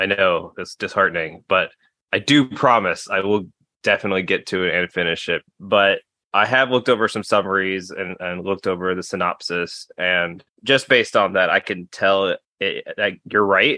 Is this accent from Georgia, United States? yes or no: yes; Atlanta, Georgia, United States; my hometown Atlanta Braves